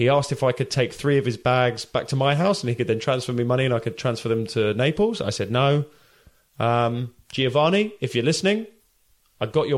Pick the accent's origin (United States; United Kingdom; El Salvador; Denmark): United Kingdom; I feel a duty as a British person